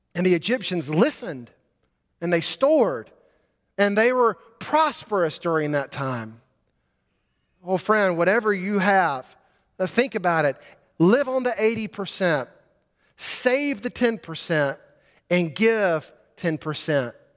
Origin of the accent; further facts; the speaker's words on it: Montgomery, Alabama, United States; Growing up in Montgomery, Alabama, I would drive to school every day on Vaughn Road